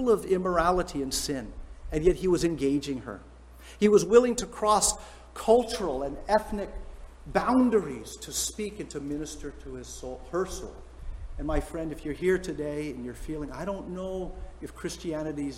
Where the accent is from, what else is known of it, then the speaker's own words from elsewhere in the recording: San Francisco Bay Area, California, United States; we're from San Francisco Bay Area